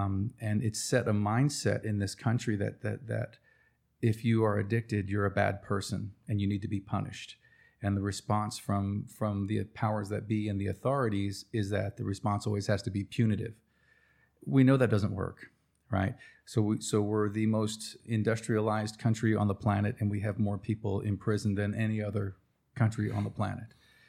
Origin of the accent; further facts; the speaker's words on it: Cherokee, North Carolina, United States; Well, where are you from? Well, Cherokee, North Carolina. Well, tell me about that place. Well, it's an Indian reservation.